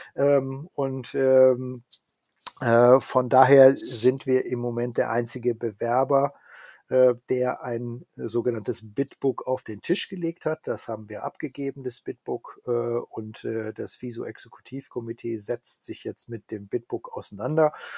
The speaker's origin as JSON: {"language": "German", "area": "Ruhr area", "region": "North Rhine-Westphalia", "country": "Germany", "said": "ich komme ja selber aus der Region"}